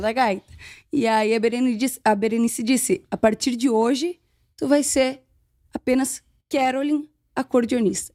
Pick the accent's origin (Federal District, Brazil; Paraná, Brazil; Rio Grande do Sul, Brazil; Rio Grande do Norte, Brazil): Rio Grande do Sul, Brazil; Canela; Sou de cima da serra, sou de Canela.